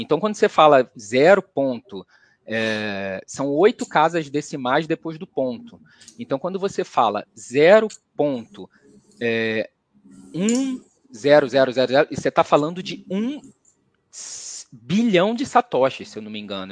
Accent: Rio de Janeiro, Brazil; now in São Paulo, Brazil; Eu sou carioca e moro aqui em São Paulo

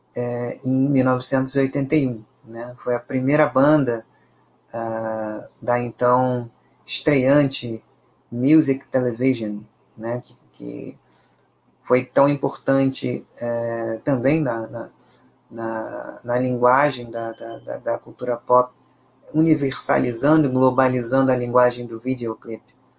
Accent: Brazil; pela nossa própria ancestralidade enquanto brasileiros

